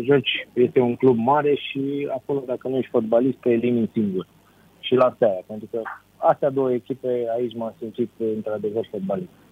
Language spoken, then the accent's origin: Romanian; Romania; la noi în România